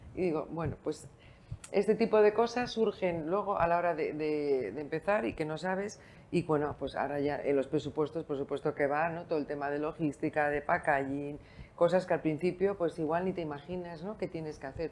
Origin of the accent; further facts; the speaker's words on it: San Sebastián, Basque Country, Spain; moved away as an adult; also born or lived in Bilbao; now in Lugo, Spain; aunque soy vasca, nacida en San Sebastián, estudié en Bilbao biología